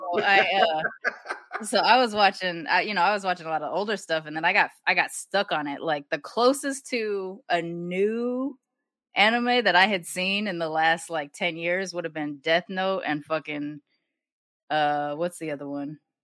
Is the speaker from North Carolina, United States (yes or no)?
no; Long Beach, California, United States; I growing up in Long Beach